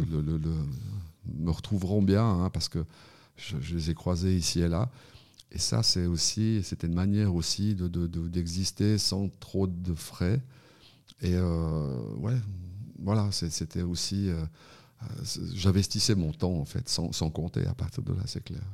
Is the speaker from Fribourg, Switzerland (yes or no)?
yes; Fribourg, Switzerland; je suis fribourgeois